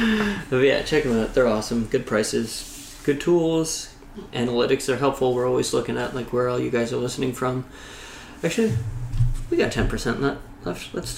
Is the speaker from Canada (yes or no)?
yes; Canada; we're Canadian.